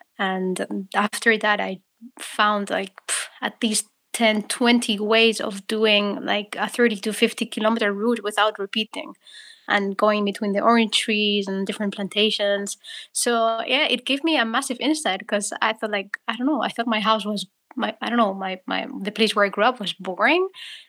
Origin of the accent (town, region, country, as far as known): Spain; born or raised there; moved away as an adult; also born or lived in Amsterdam, Netherlands; now in Netherlands